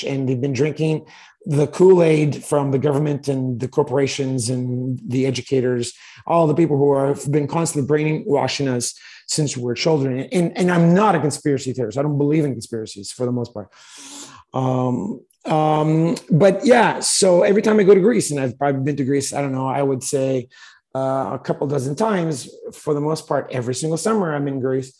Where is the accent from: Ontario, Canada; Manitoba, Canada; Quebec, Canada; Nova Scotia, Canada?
Quebec, Canada; Montreal; also born or lived in Toronto; I grew up in Montreal, a pretty multi-ethnic town